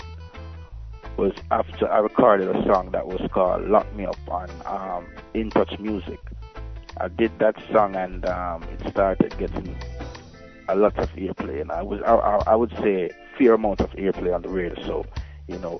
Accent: St. Ann, Saint Ann, Jamaica; I'm from St. Anne

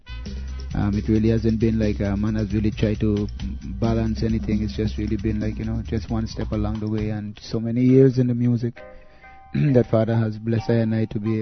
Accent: U.S. Virgin Islands; Being raised in the Virgin Islands, at least the United States Virgin Islands, which is a territory of the United States

